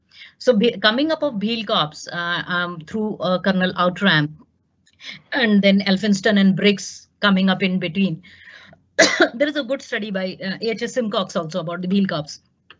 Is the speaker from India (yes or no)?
yes; India; As an Indian, we know that none of us are single language speakers. We all know one or two languages